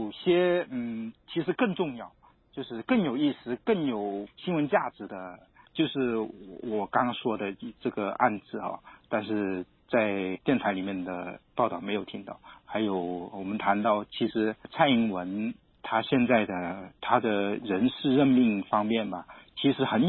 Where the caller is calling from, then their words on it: Guangdong, China; 我从广东。